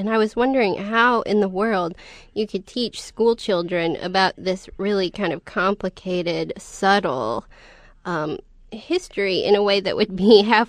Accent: Montana, United States; I'm from Montana.

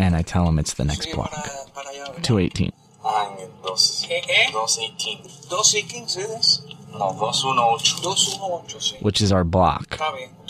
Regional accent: California, United States; I'm from here

